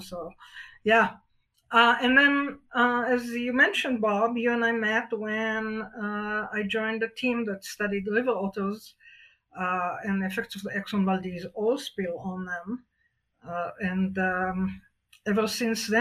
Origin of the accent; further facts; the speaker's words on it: Israel; moved away as an adult; also born or lived in Alaska; now in Wyoming, United States; I was born and raised in Israel on a small farm